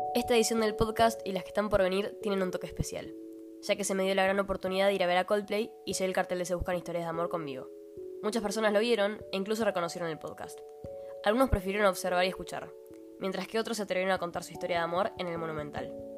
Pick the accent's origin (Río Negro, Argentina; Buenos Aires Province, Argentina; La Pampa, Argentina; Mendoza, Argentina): Buenos Aires Province, Argentina; La Plata; yo soy de La Plata